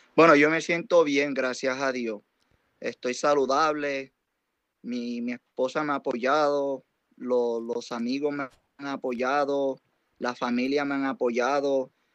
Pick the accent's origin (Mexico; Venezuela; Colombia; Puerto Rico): Puerto Rico; Yauco; now in New York, United States; Siendo puertorriqueño, soy bien orgulloso porque todavía tengo familia en Puerto Rico